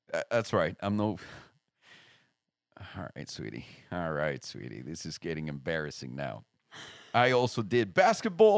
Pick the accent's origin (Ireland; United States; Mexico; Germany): Mexico; Mexico City; moved away; Mexico City, homie. Like, straight up Mexico City.